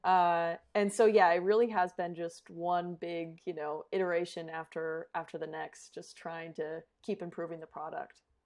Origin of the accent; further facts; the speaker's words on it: Colorado, United States; moved away as an adult; also born or lived in Phoenix, Arizona / Australia; I was born in Phoenix, but raised in Colorado.